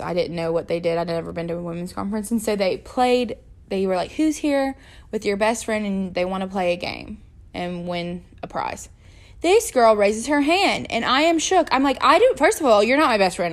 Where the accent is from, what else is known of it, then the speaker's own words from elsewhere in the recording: Georgia, United States; also born or lived in Jacksonville, Florida; So I was born in Jacksonville, Florida at nine years old on my actual ninth birthday. I moved to Georgia